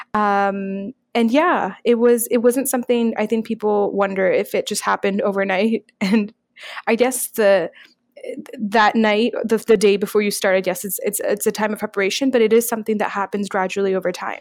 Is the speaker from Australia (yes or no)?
no; Canada; I'm a Pakistani hijab wearing Muslim, Canadian